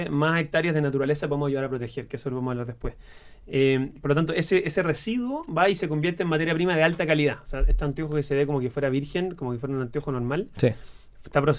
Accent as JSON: {"language": "Spanish", "country": "Chile", "said": "los chilenos somos así."}